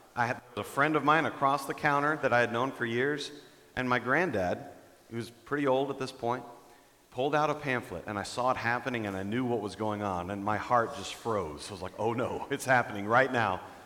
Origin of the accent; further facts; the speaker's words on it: Dallas, Texas, United States; moved away as an adult; now in Denver, United States; I'm from Texas. I'm from the Dallas area